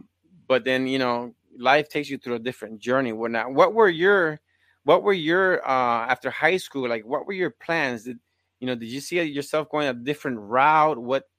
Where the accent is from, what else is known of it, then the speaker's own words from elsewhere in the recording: Puerto Rico; I grew up in Puerto Rico.